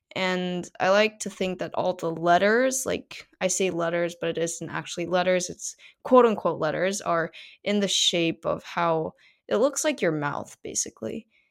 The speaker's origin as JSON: {"language": "English", "country": "South Korea", "first_language": "Korean", "second_language": "English", "said": "in South Korea, we have honorifics heavily ingrained in our language"}